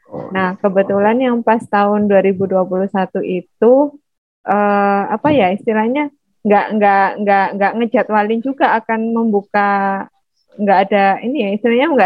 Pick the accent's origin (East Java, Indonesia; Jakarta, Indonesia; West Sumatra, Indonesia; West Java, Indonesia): East Java, Indonesia; Surabaya; accent: Javanese; moved away as an adult; now in Padang, Indonesia; Oh ya, asal saya dari Surabaya, Jawa Timur. Makanya logatnya agak Jawa.